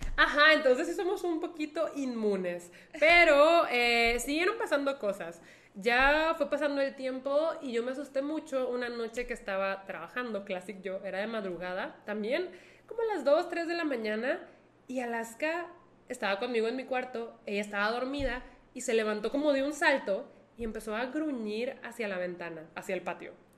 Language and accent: Spanish; Monterrey, Nuevo León, Mexico